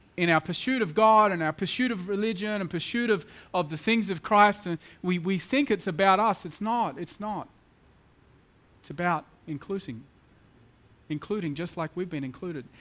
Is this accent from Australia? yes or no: yes; Australia; moved away as an adult; now in Mumbai, India; I'm very much in a middle class Australian boy